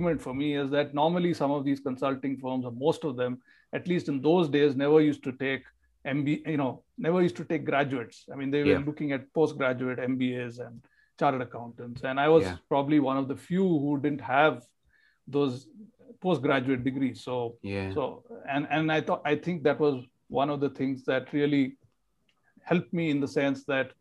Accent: India; also born or lived in north of India; now in Bangalore, India; I was, born and brought up in India. I've stayed in the south of India, in the north of India, and finally, over the last 40 years, I've been in the south. My hometown is hours away from Bangalore

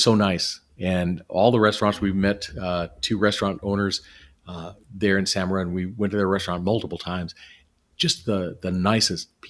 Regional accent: Southern California, United States; moved away; I grew up in Southern California, so I'm used to the weather and everything down there

